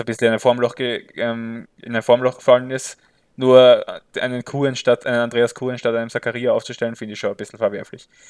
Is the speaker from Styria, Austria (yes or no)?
yes; Graz, Styria, Austria; ich trage die schwarz-weißen Farben von Sturm natürlich äh, tief in meinem Herzen als Grazer